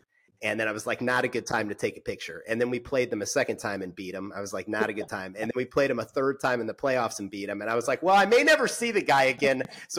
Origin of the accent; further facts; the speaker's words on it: Indiana, United States; I grew up in Indiana, Irish Catholic.